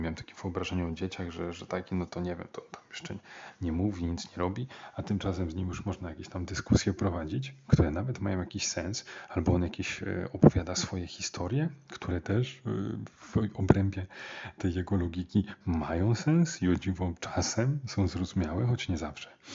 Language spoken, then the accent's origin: Polish; Warsaw, Masovian Voivodeship, Poland; taki jestem e, warszawiak